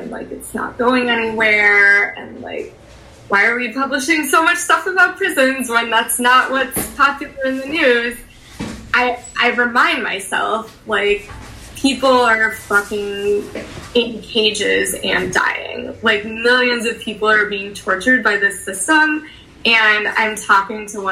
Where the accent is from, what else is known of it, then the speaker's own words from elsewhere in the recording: Chicago, Illinois, United States; also born or lived in Skokie, Illinois; I was born in Edgewater, and then we lived in Rogers Park. And then I went to high school in Skokie, so Niles West